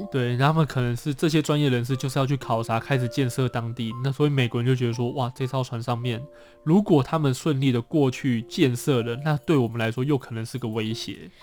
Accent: Taiwan; 这一位先生真的也是很照顾我们台湾人。

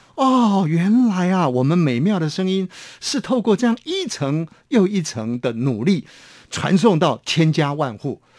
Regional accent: near Laohukou, Hsinchu County, Taiwan; moved away; 在我的老家呢，有一个叫做老虎口的微波站

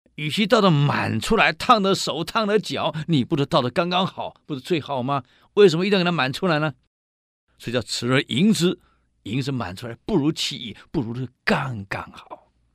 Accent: Taiwan; 我们台湾人很有意思啊

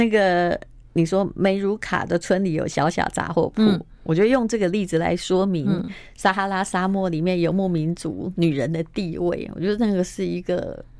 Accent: Taiwan; 那为什么你先生对我们台湾人至少是说男生要挺起胸膛

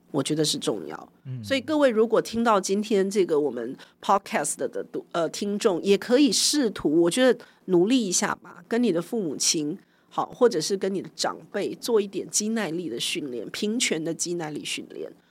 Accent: Taiwan; moved away as an adult; 我回国二零零零年

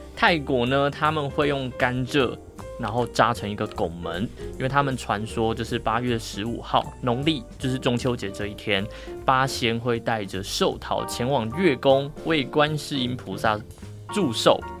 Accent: Tainan, Taiwan; moved away; 我也想要天天都在台南

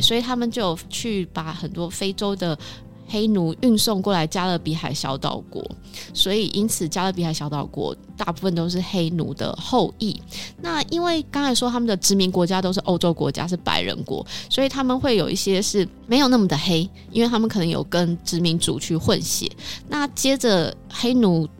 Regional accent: Taiwan; 就是在台湾一样，我们讲台语

